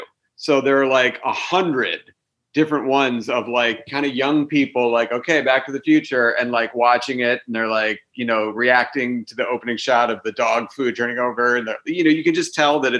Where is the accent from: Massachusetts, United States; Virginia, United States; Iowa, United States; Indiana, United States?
Massachusetts, United States; Boston; I grew up in Boston